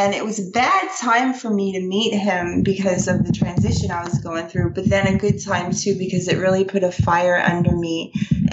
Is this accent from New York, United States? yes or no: yes; New York, United States; moved away; also born or lived in Japan; I was born in New York